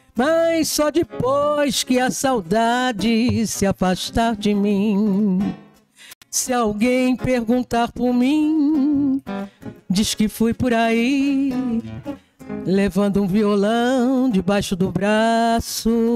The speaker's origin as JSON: {"language": "Portuguese", "town": "Jabuticabal", "region": "São Paulo", "country": "Brazil", "moved": "yes", "lives_now": "Batatais, Brazil", "said": "Porque eu não sou de Batatais, mas eu sou de Jabuticabal"}